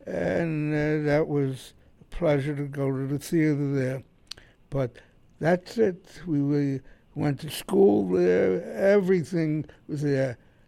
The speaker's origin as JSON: {"language": "English", "town": "New York City", "region": "New York", "country": "United States", "tie": "born or raised there", "also_born_or_lived": "Lower Manhattan / Brooklyn", "said": "I was born in Lower Manhattan, and the family moved to Brooklyn, and my father bought a grocery business. We moved to the Bronx, and that's where I grew up."}